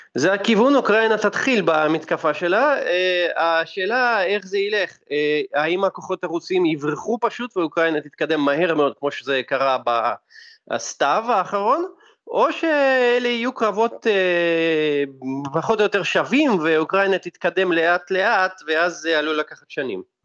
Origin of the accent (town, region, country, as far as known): Russia